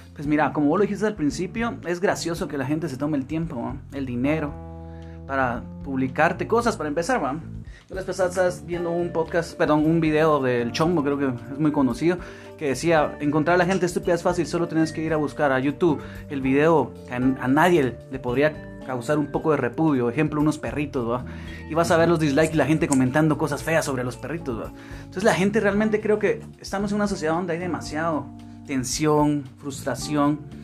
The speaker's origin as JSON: {"language": "Spanish", "country": "Guatemala", "said": "acá en Guatemala, que nosotros somos de Guatemala"}